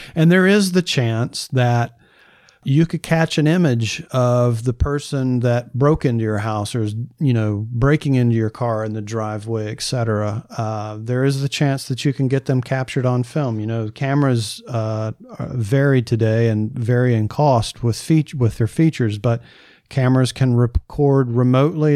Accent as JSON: {"language": "English", "region": "the South", "country": "United States", "said": "I'm from the South"}